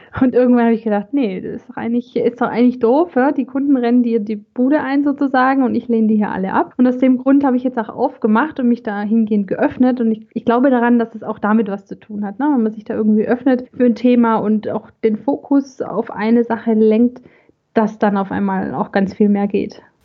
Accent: Swabia, Germany; accent: Swabian; also born or lived in Gummersbach area; now in Gummersbach, Germany; ich bin gebürtige Schwäbin, wie man vielleicht äh, auch heraushören kann

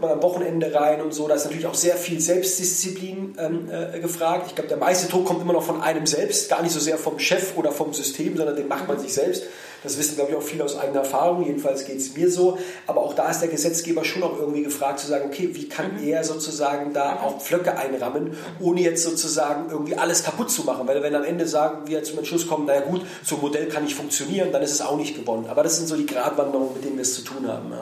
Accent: Heidelberg, Baden-Württemberg, Germany; also born or lived in Berlin; in die Heimat fahre, da wo ich herkomme, wo ich aufgewachsen bin

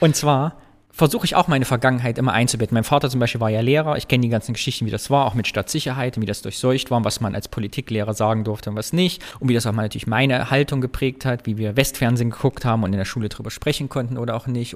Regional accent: East Germany, Germany; als Ostdeutscher

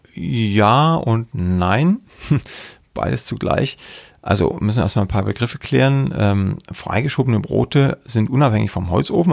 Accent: Saxony, Germany; ich komme ja aus Sachsen

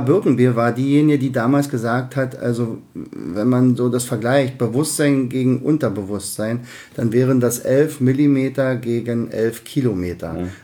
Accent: Berlin, Germany; accent: Berliner Dialekt; wir beide sind ja diejenigen, die unseren Berliner Dialekt nicht verleugnen können

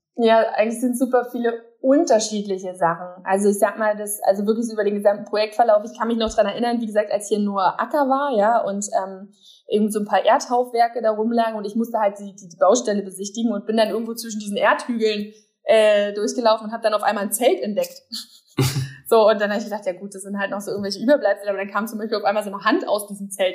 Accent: Berlin, Germany; ich als Berliner

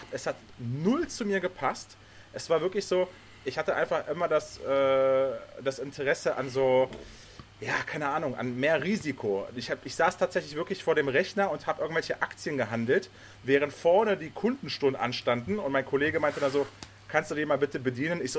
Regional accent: Germany; also born or lived in Poland; Ich komme ja gebürtig aus Polen, bin dann nach Deutschland gezogen mit meinen Eltern, als ich sechs war.

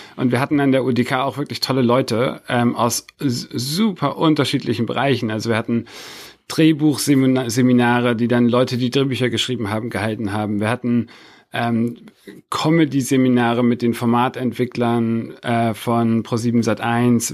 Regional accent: Hamburg, Germany; moved away as an adult; now in Berlin, Germany; Bin in Berlin geboren, aber tatsächlich, äh, mit sechs nach Ham-, sind meine Eltern nach Hamburg gezogen. Und ich bin dann in Hamburg aufgewachsen

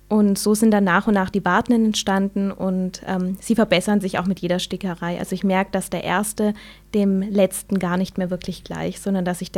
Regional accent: Pforzheim, Baden-Württemberg, Germany; also born or lived in Linz, Austria; Ich bin ähm, seit meiner Geburt in Pforzheim und habe hier auch studiert an der Hochschule für Gestaltung, Grafikdesign und bin dann anschließend für meinen Master nach Linz in Österreich

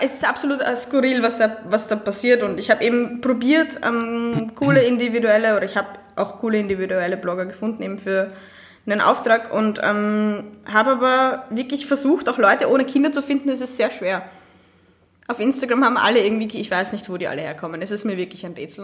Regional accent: Austria; ich bin wirklich eine der Österreicherinnen

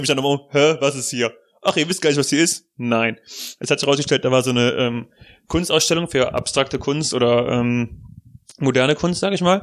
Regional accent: Germany; als Deutscher

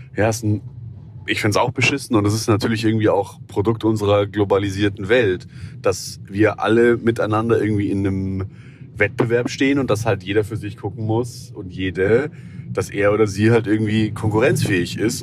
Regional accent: Southern Germany, Germany; ich bin ja aus dem Süden

